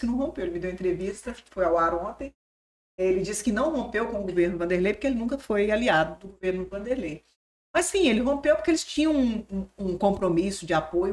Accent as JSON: {"language": "Portuguese", "region": "southwest Goiás", "country": "Brazil", "also_born_or_lived": "Goiânia", "moved": "as an adult", "lives_now": "Tocantins, Brazil", "said": "Eu sou de Goiás antes da divisão. Lá do sudoeste goiano"}